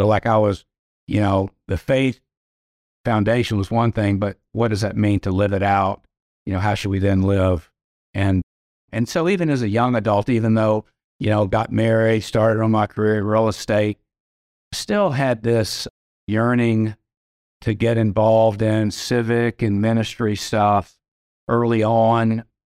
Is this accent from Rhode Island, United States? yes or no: no; Atlanta, Georgia, United States; I grew up here in Atlanta.